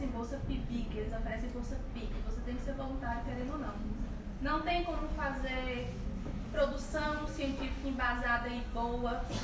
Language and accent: Portuguese; Bahia, Brazil; eu sou da Bahia.